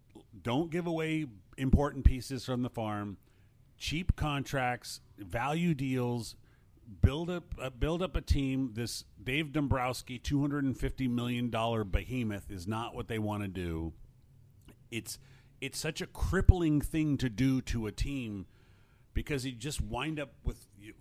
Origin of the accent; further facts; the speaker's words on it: Los Angeles, California, United States; I remember I grew up in the Fairfax district of L.A. I was 3 years there